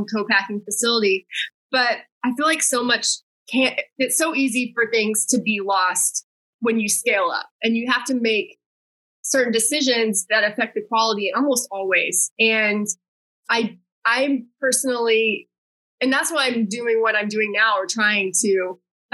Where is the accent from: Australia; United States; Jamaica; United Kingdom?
United States; Texas; moved away as an adult; also born or lived in Wichita, Kansas / New York City; now in Los Angeles, United States; I grew up in Texas, and that's like queso is like ubiquitous there